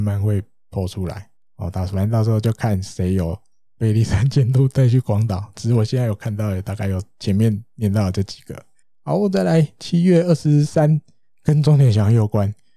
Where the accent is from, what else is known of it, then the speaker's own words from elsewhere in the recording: Taiwan; 我们台湾人